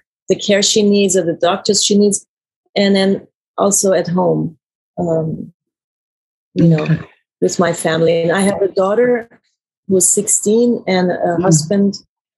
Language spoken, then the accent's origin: English; Iran; also born or lived in Germany; now in United States; I was born in Germany, raised in Iran